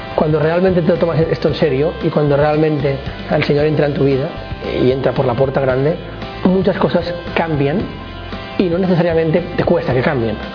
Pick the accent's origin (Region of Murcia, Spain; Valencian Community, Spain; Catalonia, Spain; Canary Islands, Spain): Catalonia, Spain; Barcelona; nací en Barcelona